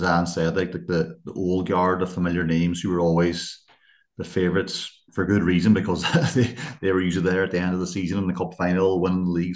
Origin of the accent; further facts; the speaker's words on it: Ireland; accent: northern; now in Limerick, Ireland; my northern accent